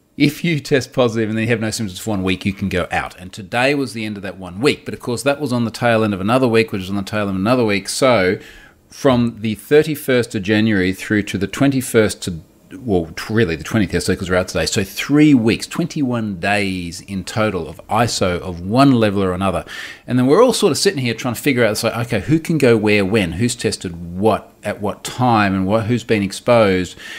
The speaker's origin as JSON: {"language": "English", "country": "Australia", "accent": "rough Australian", "said": "my rough Australian accent"}